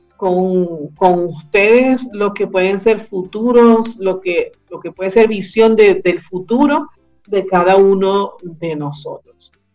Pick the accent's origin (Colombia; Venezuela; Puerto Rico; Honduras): Venezuela; now in Chile; nosotros como comunidad venezolana que vive en Chile y que estamos integrándonos a la sociedad chilena